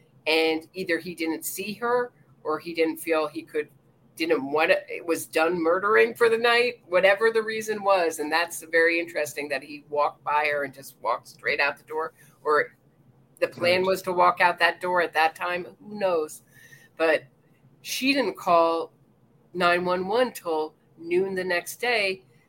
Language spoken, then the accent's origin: English; Pennsylvania, United States; I don't know if we have turn on right in Pennsylvania. That happens to be my home state.